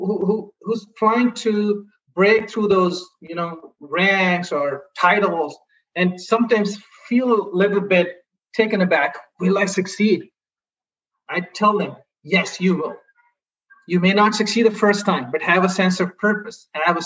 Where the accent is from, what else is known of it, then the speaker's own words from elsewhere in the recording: India; English is a second language; moved away as an adult; I grew up in India, and there English is definitely a buzzword